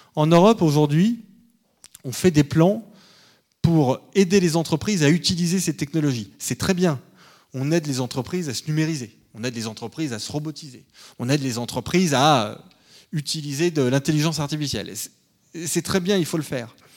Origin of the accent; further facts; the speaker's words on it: France; en tant que Français